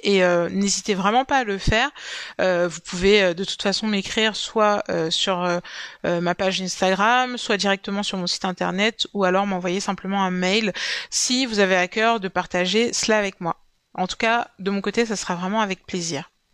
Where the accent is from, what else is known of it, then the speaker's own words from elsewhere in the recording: Cameroon; mon pays d'origine, le Cameroun